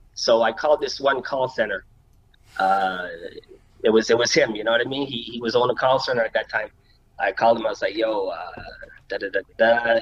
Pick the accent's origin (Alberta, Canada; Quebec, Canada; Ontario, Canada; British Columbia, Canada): Quebec, Canada; Montreal; I was born right here in Montreal. You know what I mean? Born and raised, plateau